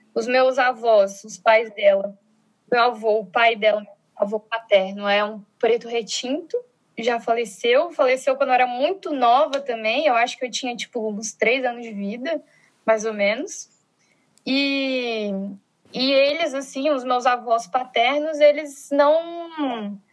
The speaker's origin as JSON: {"language": "Portuguese", "town": "Brasília", "region": "Federal District", "country": "Brazil", "said": "sou de Brasília, formada em Sociologia pela Universidade de Brasília, né, que é a federal daqui"}